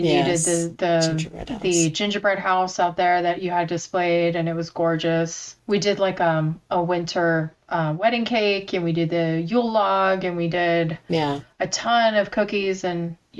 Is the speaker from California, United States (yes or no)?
yes; Santa Monica, California, United States; first language Korean; English is a second language; I was born in Santa Monica. Mm-hmm. My dad is from Korea. He came to Santa Monica, LA, and when he was 10. And my mom was born here